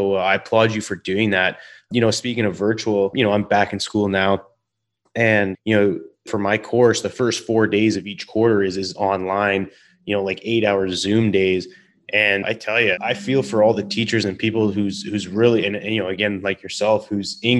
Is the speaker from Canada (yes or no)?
yes; Canada; So you got a couple Canadians here